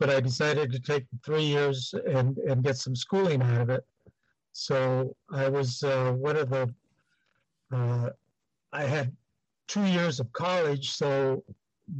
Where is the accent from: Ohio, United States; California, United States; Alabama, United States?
California, United States; Los Angeles; also born or lived in Rosemead, California / El Monte, California; I, was born and raised in East LA, USC Medical Center, right off the freeway, right off the 10 freeway.